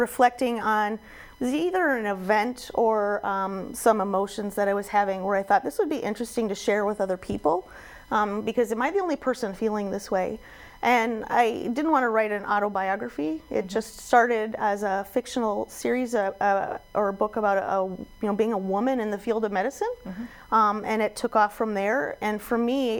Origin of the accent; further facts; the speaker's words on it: Watertown, South Dakota, United States; I'm actually from South Dakota originally. I'm Watertown, and I was born and raised here.